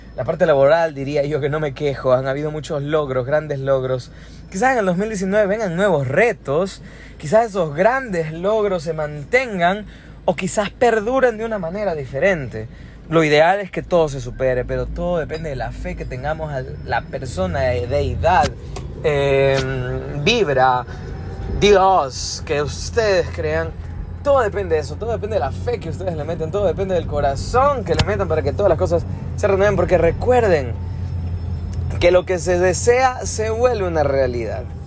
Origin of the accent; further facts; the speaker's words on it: Ecuador; nosotros somos de Ecuador, somos de la ciudad más linda de todo el Ecuador